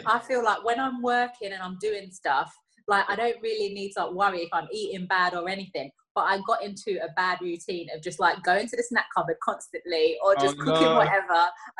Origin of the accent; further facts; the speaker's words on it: London, United Kingdom; when I was growing up in the East End of London, you know, there weren't much around me